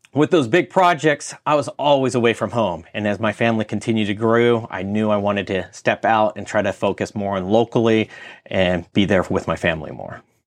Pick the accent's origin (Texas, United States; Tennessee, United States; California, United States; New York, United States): California, United States; moved away as an adult; I'm from California